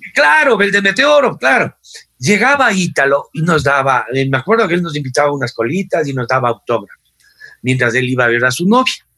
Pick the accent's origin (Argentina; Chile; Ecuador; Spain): Ecuador